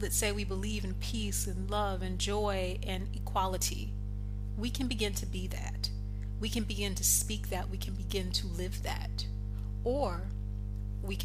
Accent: United States; I'm American

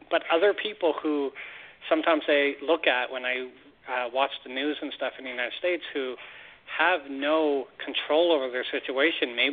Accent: Canada; as a Canadian

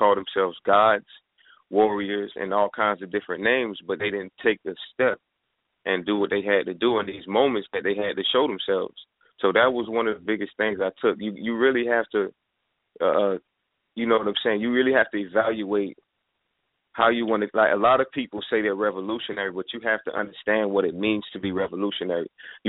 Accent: Florida, United States; I'm from South Florida. You know what I'm saying? I'm 24 years old. Just turned 24 this year.

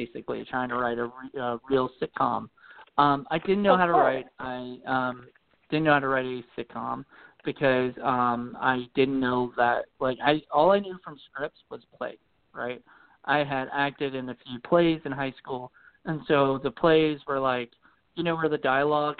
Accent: Williamsburg, Virginia, United States; I grew up in Williamsburg, Virginia, and born and raised and lived here

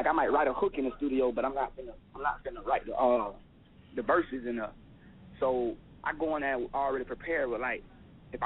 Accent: Polk County, Florida, United States; I'm from Polk County, Florida, but I'm down like Tampa and Orlando way

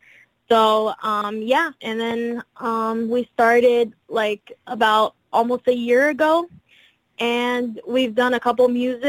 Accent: France; English is a second language; also born or lived in Brazil; Well, I'm Brazilian, so I was born in Brazil, but I was raised in France, and I've lived in different places all my life, so I know different cultures.

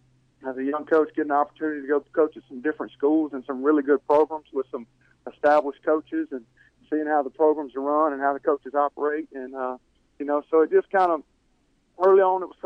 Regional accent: Delhi, Louisiana, United States; I grew up in a small town, growing up in Delhi, my dad being a coach there

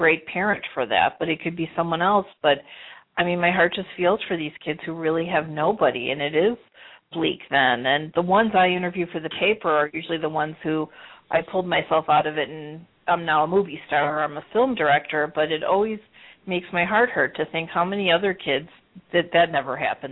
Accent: Arlington Heights, Illinois, United States; I grew up in Arlington Heights, which is a suburb

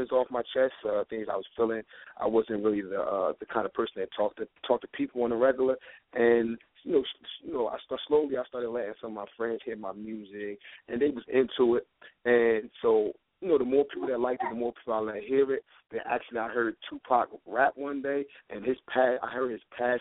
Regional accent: Newark, New Jersey, United States; Born and raised in Newark, New Jersey.

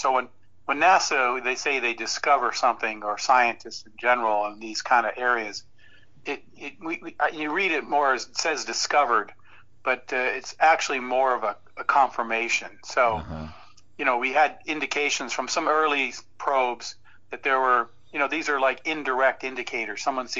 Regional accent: Saudi Arabia; moved away; I was growing up in Saudi Arabia, so I wasn't watching Jackie Gleason.

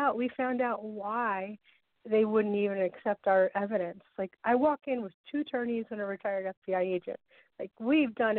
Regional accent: Massachusetts, United States; now in New Jersey, United States; born and raised in Massachusetts, actually, but I'm calling from New Jersey

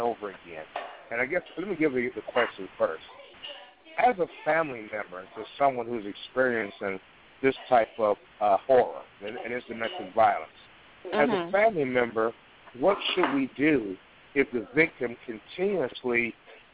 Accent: Chicago, Illinois, United States; moved away; also born or lived in Portland / Carolina; I'm up here from Carolina visiting him in Chicago and everything. That's the hometown

